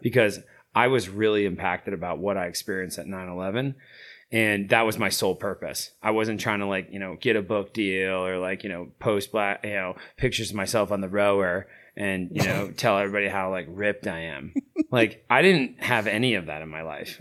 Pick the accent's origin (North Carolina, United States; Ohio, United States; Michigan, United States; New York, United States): New York, United States; Catskill Mountains, upstate; moved away as an adult; also born or lived in Delaware; now in Montana, United States; I grew up in the Catskill Mountains up there